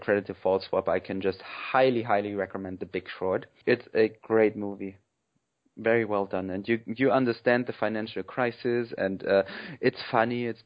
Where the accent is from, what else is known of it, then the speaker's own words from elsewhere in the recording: northern Hesse, Germany; I'm from Hessia too, but not from the cool part. I'm from northern Hessia, where there's nothing